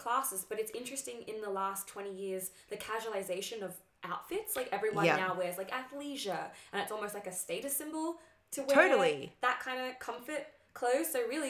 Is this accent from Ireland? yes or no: no; Morwell, Victoria, Australia; I'm from Morwell